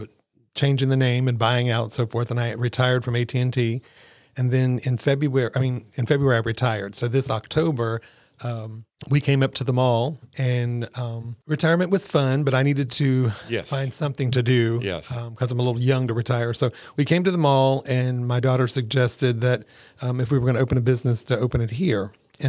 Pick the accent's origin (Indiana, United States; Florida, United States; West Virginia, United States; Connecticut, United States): West Virginia, United States; now in Crystal River, United States; Well, originally I'm from West Virginia.